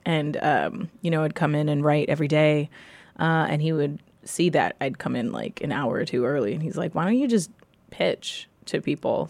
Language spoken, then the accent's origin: English; New York City, New York, United States; I grew up in New York City anyone from New York is going to tell you they came from New York, right? Um, I grew up in the Lower East Side